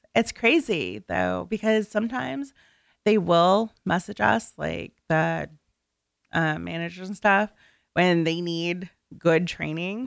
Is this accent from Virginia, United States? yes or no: yes; NoVA, Virginia, United States; I'm from the Nova area